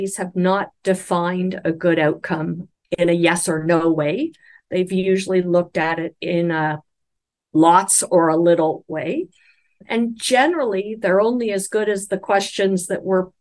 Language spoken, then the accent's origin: English; Canada; I'm speaking as a Canadian